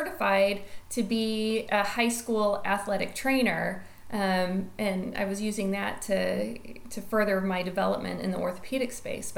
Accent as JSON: {"language": "English", "town": "Destin", "region": "Florida", "country": "United States", "tie": "born or raised there", "also_born_or_lived": "Kansas City, Missouri", "moved": "as an adult", "said": "just left and fled Destin, Florida, which is my hometown, which I love and adore."}